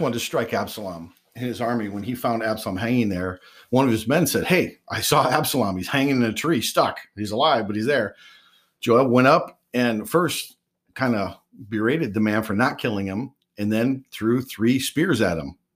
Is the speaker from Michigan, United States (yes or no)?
yes; West Michigan, United States; I grew up in West Michigan, so I grew up around Christianity completely